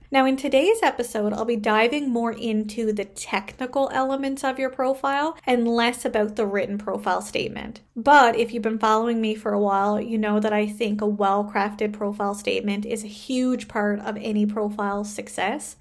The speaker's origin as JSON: {"language": "English", "country": "Canada", "said": "I am a Canadian social worker"}